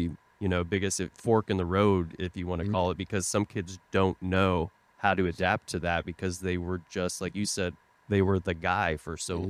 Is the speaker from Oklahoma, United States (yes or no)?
yes; Tulsa, Oklahoma, United States; moved away; I grew up in Tulsa, Oklahoma, you know, played travel hockey growing up.